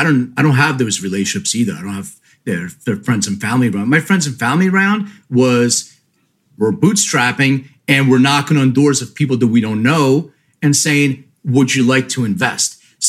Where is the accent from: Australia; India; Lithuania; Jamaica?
Lithuania; born there; Well, so I'm an immigrant. I was born in Lithuania. My parents came here with $500 in their pockets.